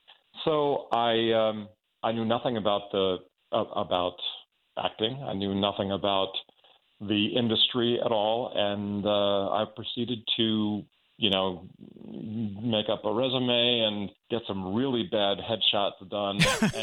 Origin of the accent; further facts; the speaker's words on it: Long Island, New York, United States; I grew up on Long Island, New York, and I never had any aspirations of theater as a career.